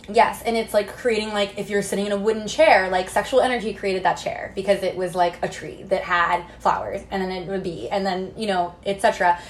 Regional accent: Missouri, United States; I grew up in the Midwest in Missouri, kind of in a small town

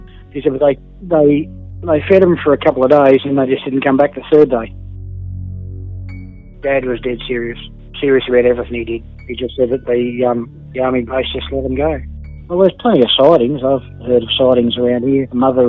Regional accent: Australia; also born or lived in United States; I was born in America. I came to Australia when I was only 3 months old.

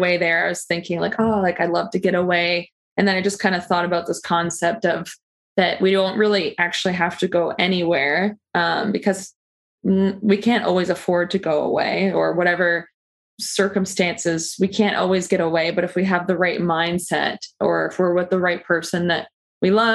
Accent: Peterborough, Ontario, Canada; my hometown of Peterborough, Ontario, where I grew up

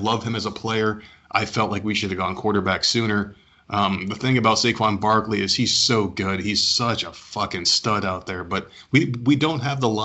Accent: New Jersey, United States; I'm from New Jersey.

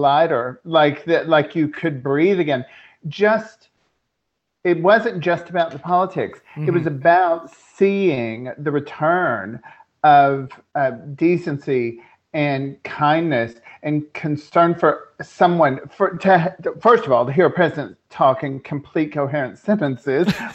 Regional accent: American South, Southern United States, United States; moved away as an adult; also born or lived in Las Vegas; now in Doncaster, United Kingdom; I'm American and Southern

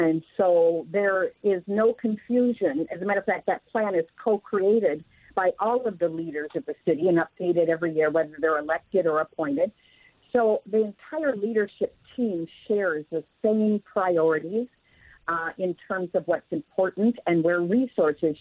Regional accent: Renton, Washington, United States; I've had a chance to work in my hometown

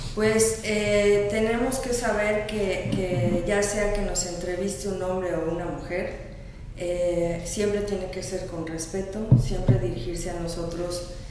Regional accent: Mexico City, Mexico; moved away as an adult; now in Mérida, Mexico; yo soy de la Ciudad de México y de Ciudad de México me vine a vivir a Mérida el año pasado

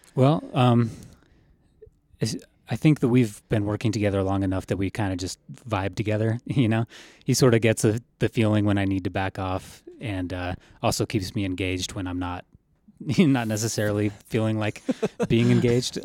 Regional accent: Colorado, United States; I grew up in Colorado

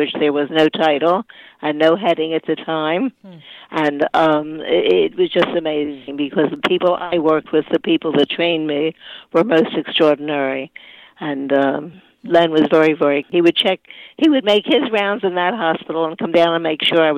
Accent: Philadelphia, Pennsylvania, United States; now in Deerfield Beach, United States; I was born and raised in Philadelphia

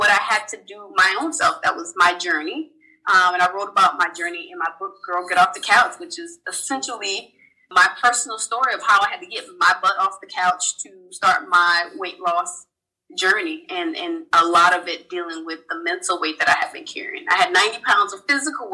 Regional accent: Charleston, South Carolina, United States; I'm originally from Charleston, South Carolina. I'm one of 5 kids

